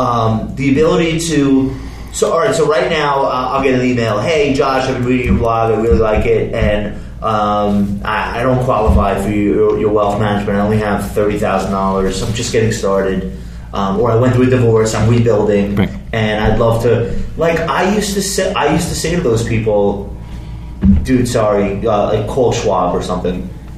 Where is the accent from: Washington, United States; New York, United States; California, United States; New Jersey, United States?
California, United States; Compton; Well, growing up in Compton I had those kind of formative influences and stuff.